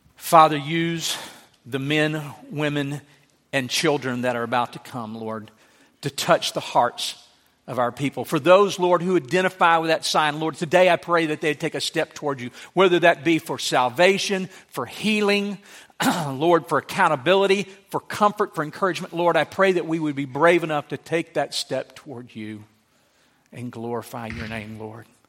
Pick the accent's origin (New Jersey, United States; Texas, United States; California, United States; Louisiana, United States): Louisiana, United States; moved away; I grew up in Louisiana with a hundred people.